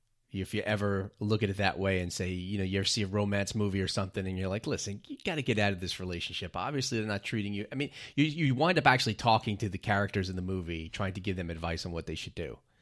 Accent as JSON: {"language": "English", "region": "New York", "country": "United States", "tie": "born or raised there", "said": "what a privilege it is to be growing up in New York, because New York is really just kind of a special city."}